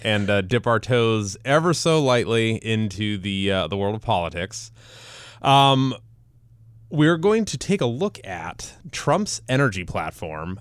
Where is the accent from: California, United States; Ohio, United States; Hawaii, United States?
Ohio, United States; Cleveland; moved away; my hometown team, the one and only Cleveland Indians